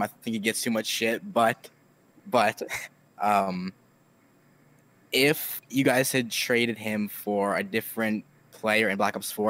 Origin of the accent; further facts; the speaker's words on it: Alaska, United States; now in Nevada, United States; I'm living in Nevada, but I'm originally from Alaska.